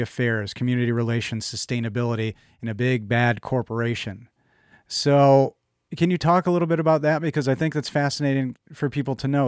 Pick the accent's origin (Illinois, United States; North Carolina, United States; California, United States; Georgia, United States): Illinois, United States; Chicago; moved away; I'm from Chicago, and being a Cubs fan